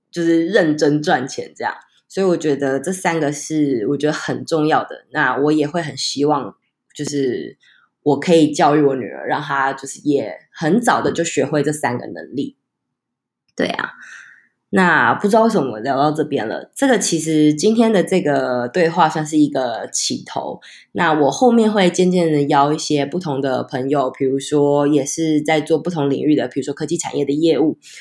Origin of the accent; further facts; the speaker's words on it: Taichung, Taiwan; 因为我是台中人，台中人就一定要骑摩托车